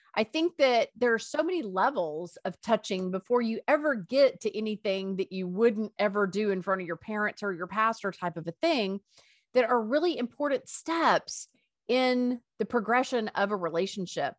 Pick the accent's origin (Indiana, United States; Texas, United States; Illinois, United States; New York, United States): Texas, United States; Greenville; I grew up in Greenville, Texas, and I went to high school